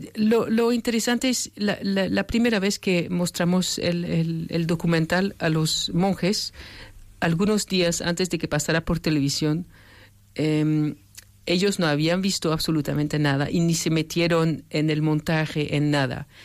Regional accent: France; moved away; yo soy francesa

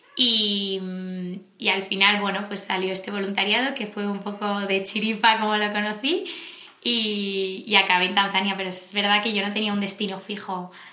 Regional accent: Madrid, Community of Madrid, Spain; de Madrid

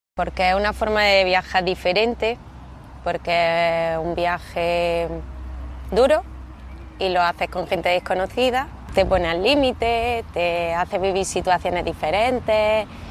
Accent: Almería, Andalusia, Spain; now in Granada, Spain; soy de Almería, pero vivo en Granada

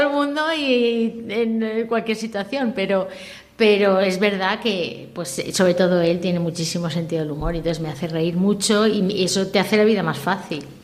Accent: Valencian Community, Spain; first language Valencian; Spanish is a second language; en casa somos valenciano parlantes pues, tanto por mi padre como mi familia paterna

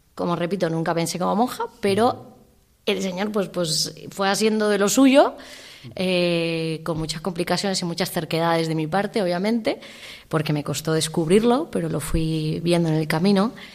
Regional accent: Alzira, Valencian Community, Spain; moved away as an adult; also born or lived in Chile / Bolivia; soy de Alcira y estudié aquí en, en Valencia

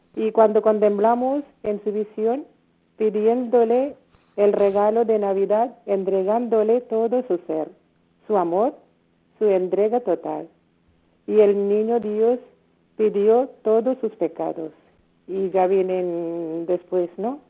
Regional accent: India; Spanish is a second language; now in Spain; Somos nueve hermanas de la India

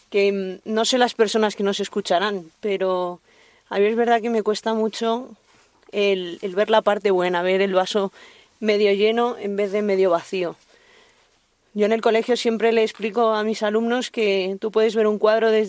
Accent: Madrid, Community of Madrid, Spain; soy profesora, soy de Madrid

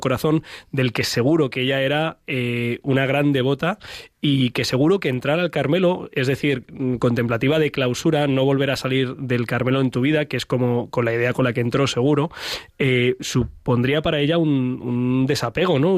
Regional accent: Madrid, Community of Madrid, Spain; que soy un madrileño del barrio del Pilar

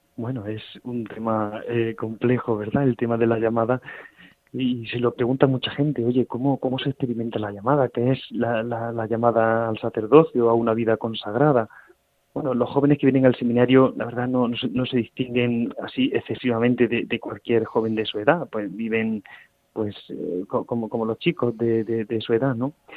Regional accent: La Rambla, Andalusia, Spain; soy de un, de un pueblo de Córdoba que se llama La Rambla, un pueblo de unos 7.000 habitantes

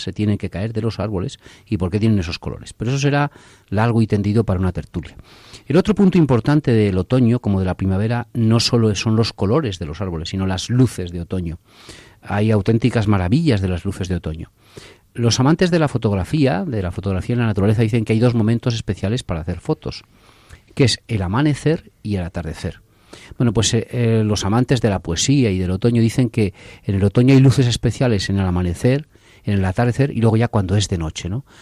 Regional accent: Torrecilla de la Orden, Castile and León, Spain; La iglesia es muy grande, es un pueblo de Torrecilla de la Orden, en Valladolid

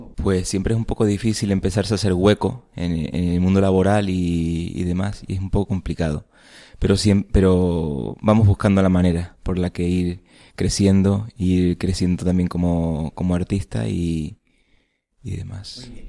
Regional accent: Tenerife, Canary Islands, Spain; also born or lived in Seville; de Tenerife y soy técnico superior en artes aplicadas de la escultura

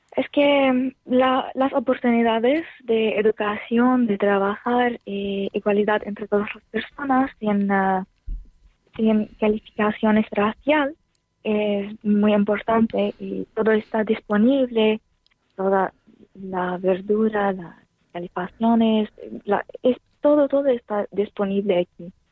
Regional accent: Homs, Homs Governorate, Syria; Spanish is a second language; moved away as an adult; now in Spain; yo soy de Homs, una ciudad en Siria

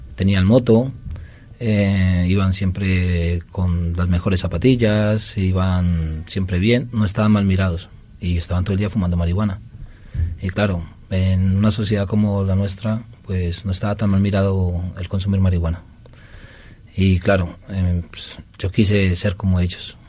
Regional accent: Colombia; moved away; El alcohol de mi tierra es de casi 40 grados.

